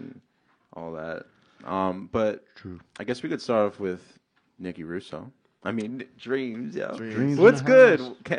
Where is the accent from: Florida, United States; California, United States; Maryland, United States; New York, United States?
New York, United States; New York City; moved away; also born or lived in Massapequa, New York; I grew up in Queens, but I moved out to all Whitesville, Massapequa.